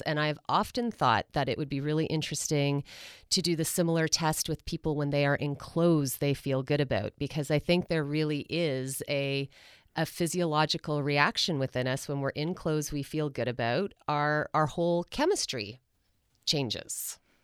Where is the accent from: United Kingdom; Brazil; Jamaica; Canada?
Canada